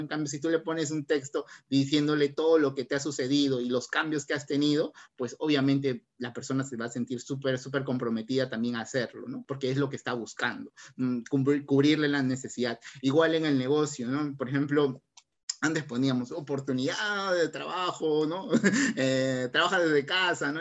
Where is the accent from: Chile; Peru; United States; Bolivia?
Peru; Barranca, Lima; somos de acá de Barranca